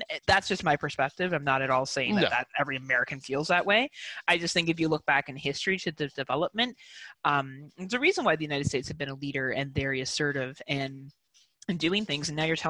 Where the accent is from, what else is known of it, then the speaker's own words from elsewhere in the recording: Canada; also born or lived in Wales; it's not even something I think about as a Canadian.